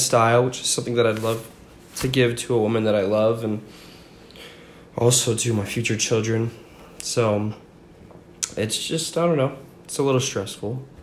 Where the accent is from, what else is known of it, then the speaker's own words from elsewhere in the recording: Franklin, Virginia, United States; also born or lived in Roosevelt, Utah; now in Utah, United States; I grew up mostly in small town called Franklin, Virginia